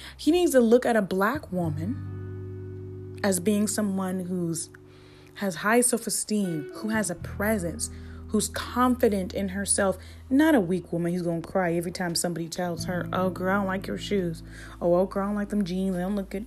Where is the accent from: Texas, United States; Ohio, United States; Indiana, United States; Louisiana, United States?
Ohio, United States; Columbus; born and raised in Columbus, Ohio